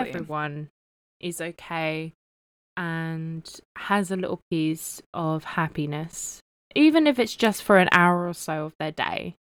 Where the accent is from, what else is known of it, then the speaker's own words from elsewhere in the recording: United Kingdom; even though I'm not American, I'm British